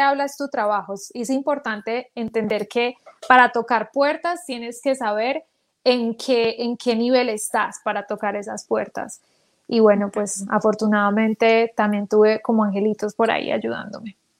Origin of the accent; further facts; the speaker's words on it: Manizales, Caldas, Colombia; moved away; yo nací en Manizales Caldas